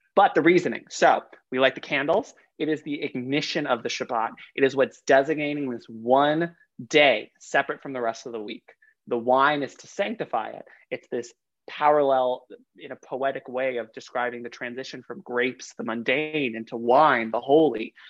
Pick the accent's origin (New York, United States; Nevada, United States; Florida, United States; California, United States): New York, United States; New York City; also born or lived in Long Island; I grew up in Queens up until high school